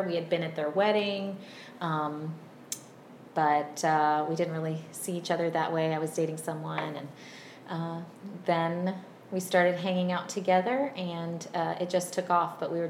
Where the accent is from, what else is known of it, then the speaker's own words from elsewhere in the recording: Virginia, United States; So I'm from a family of five. I grew up in Virginia. I was homeschooled, and I was homeschooled all the way through eighth grade. My mom is Brazilian